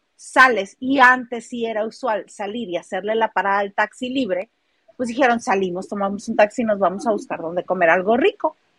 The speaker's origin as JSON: {"language": "Spanish", "town": "Mexicali", "region": "Baja California", "country": "Mexico", "said": "yo soy de Mexicali"}